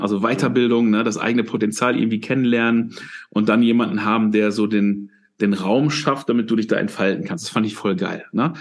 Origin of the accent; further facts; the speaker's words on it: Dinslaken, edge of the Ruhr area, North Rhine-Westphalia, Germany; bin aufgewachsen, also bin da auch geboren, ich bin aufgewachsen in Dienstlagen, das ist so am, am Rand vom Ruhrgebiet.